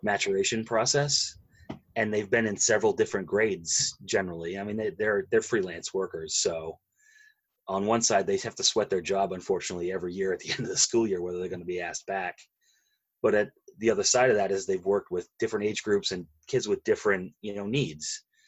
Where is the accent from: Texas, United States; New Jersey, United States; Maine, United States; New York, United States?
Maine, United States; I grew up in Maine, where you climb a mountain every day on your way to school